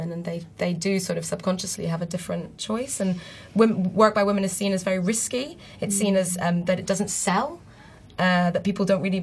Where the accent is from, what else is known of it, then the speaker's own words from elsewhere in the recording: Beirut, Beirut Governorate, Lebanon; moved away as an adult; I grew up in Beirut until I was about 18